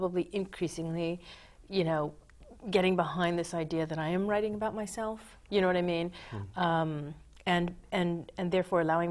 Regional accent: Dover, Delaware, United States; now in Brooklyn, United States; I grew up in Dover, Delaware. It's a very small town.

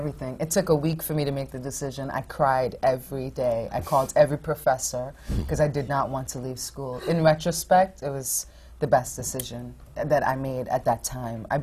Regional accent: Trinidad & Tobago; moved away; also born or lived in Fort Wayne, Indiana; I grew up in the Caribbean in Trinidad.

